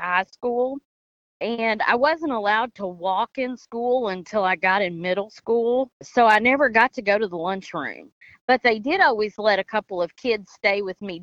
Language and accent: English; Henderson, Kentucky, United States; I'm from Henderson, Kentucky